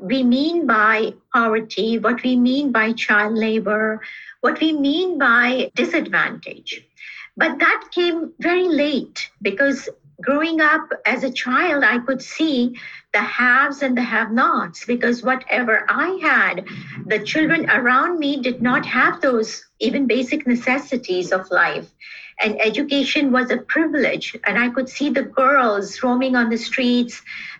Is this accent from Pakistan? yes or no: yes; Karachi, Sindh, Pakistan; also born or lived in Bangladesh / India; I grew up in South Asia, and those countries where I spent most of my childhood were Bangladesh, India, and Pakistan. Though my later years were spent in Karachi, Pakistan.